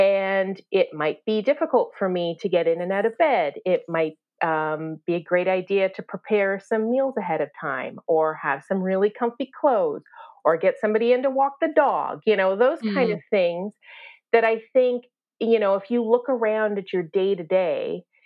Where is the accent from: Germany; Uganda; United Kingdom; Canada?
Canada; accent: Canadian; also born or lived in Toronto; I'm Canadian